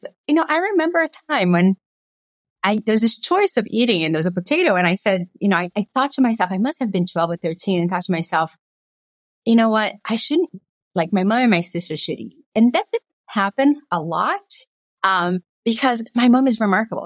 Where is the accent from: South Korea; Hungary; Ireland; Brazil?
Brazil; Belo Horizonte, Minas Gerais; also born or lived in Governador Valadares, Brazil; now in United States; I was born in a little town called Governador Valadares and then moved to Belo Horizonte